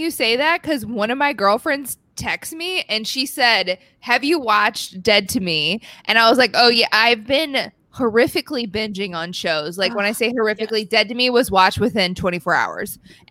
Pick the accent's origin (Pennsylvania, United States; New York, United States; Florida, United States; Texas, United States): New York, United States; Long Island.